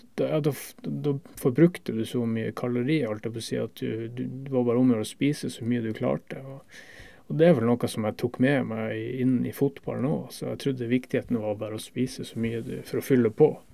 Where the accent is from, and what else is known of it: Northern Norway, Norway; accent: Northern Norwegian dialect; now in Denmark